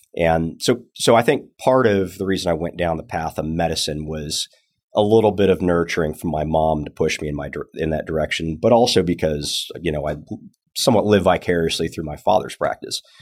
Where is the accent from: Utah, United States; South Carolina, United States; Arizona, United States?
Arizona, United States; Tucson; also born or lived in California; now in Texas, United States; I'm actually originally from Arizona, Tucson